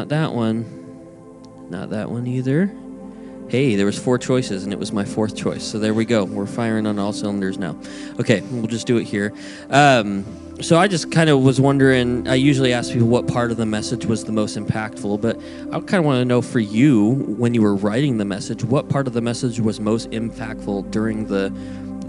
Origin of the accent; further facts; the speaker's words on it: Montana, United States; now in California, United States; I'm from Montana, and we live in California now, but, you know, we like to go visit my family at least, you know, twice a year or so up